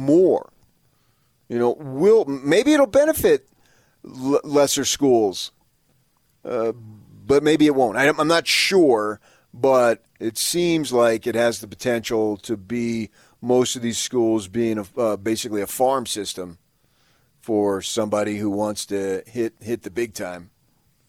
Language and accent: English; New Jersey, United States; moved away; I was a kid growing up in Jersey